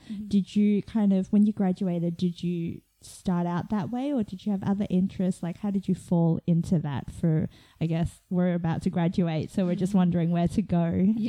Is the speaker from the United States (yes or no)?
no; Australia; now in Melbourne, Australia; I'm not from Melbourne. I'm actually from the other side of the country.